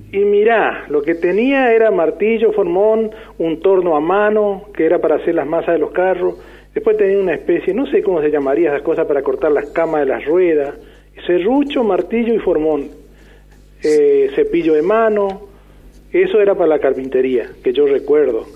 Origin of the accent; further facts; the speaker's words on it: Florida, Santa Fe, Argentina; now in Avellaneda, Argentina; ahora soy de Avellaneda porque yo era de Florida. Este, que un pueblito que quedaba en el medio entre Intillaco y Tartagal